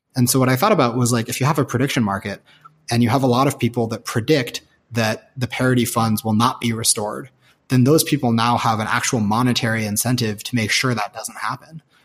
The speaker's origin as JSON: {"language": "English", "town": "San Francisco", "region": "California", "country": "United States", "tie": "born or raised there", "also_born_or_lived": "China", "moved": "as an adult", "lives_now": "Boston, United States", "said": "growing up in San Francisco"}